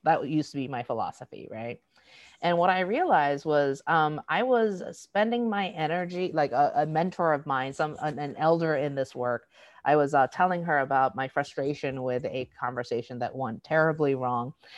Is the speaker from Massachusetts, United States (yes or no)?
yes; Boston, Massachusetts, United States; also born or lived in South Korea; now in Seattle, United States; I was raised in Boston